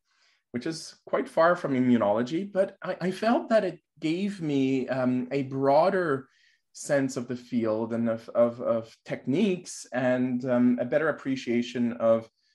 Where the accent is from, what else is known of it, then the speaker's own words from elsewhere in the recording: Montreal, Quebec, Canada; I'm born in Montreal. I was raised in Montreal